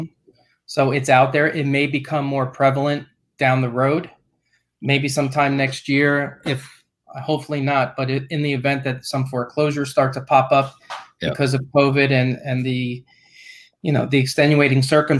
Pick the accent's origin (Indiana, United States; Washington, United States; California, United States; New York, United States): New York, United States; New York City; now in Florida, United States; I grew up in Brooklyn, New York